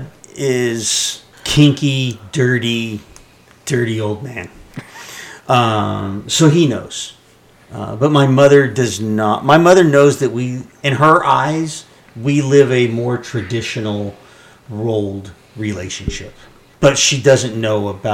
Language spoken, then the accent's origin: English; Central California, United States; I was raised in Central California on a farm in a very conservative family